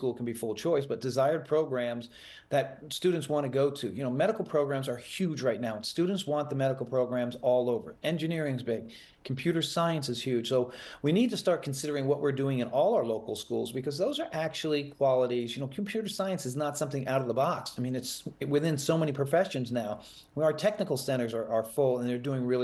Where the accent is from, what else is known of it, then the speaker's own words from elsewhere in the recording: Fort Lauderdale, Florida, United States; also born or lived in Delray Beach; I'm moving back to Broward and Fort Lauderdale, my hometown, next week.